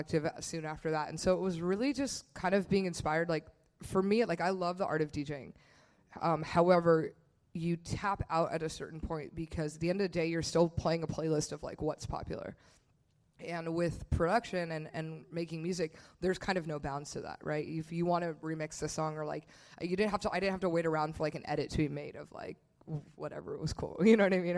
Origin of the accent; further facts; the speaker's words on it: Bay Area, California, United States; where Tanner and I grew up in the Bay Area